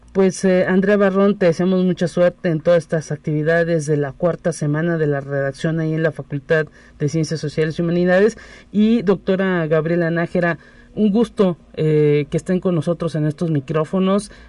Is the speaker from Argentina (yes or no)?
no; Mexico; somos mexicanos